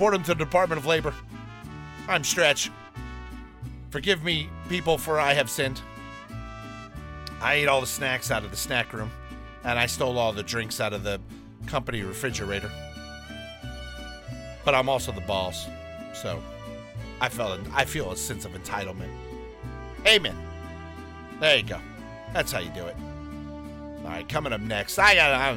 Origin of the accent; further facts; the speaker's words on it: Downey, California, United States; I grew up in Downey, in our area, there were a lot of Mormons on my street